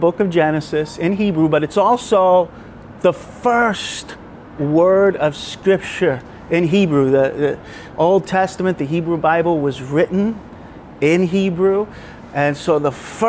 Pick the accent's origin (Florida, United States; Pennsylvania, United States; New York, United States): New York, United States; now in Brisbane, Australia; I'm from New York